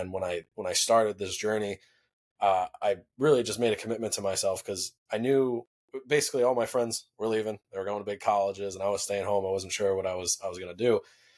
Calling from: New York, United States; right now I'm in New York and just hanging out with the family, ending the holidays

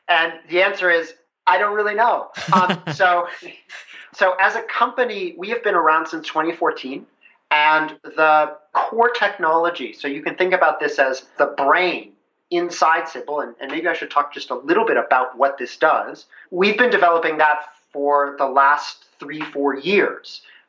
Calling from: Seattle, Washington, United States; I'm calling you from Seattle.

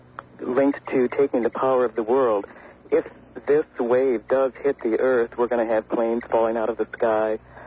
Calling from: Michigan, United States; I'm calling from Michigan.

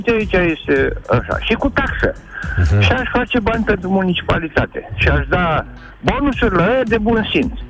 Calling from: Timișoara, Timiș County, Romania; sunt de la Timișoara.

